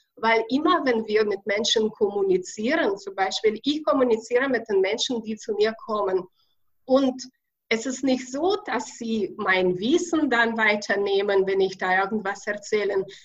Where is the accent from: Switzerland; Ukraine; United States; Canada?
Ukraine; accent: Russian; German is a second language; moved away as an adult; also born or lived in Kazakhstan / Russia; now in Bavaria, Germany; ich bin in Kasachstan ge geboren, in Ukraine aufgewachsen, dann habe ich in Russland ein bisschen gelebt